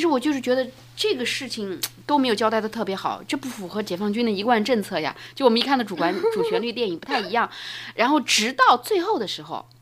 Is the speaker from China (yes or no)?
yes; northern China, China; 我是从小在北方长大的嘛，骑过马